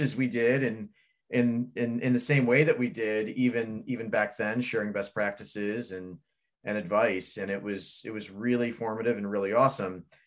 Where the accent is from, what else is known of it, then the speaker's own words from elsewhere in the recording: Fort Wayne, Indiana, United States; born in the thriving metropolis of Fort Wayne, Indiana. Uh, I was born and raised there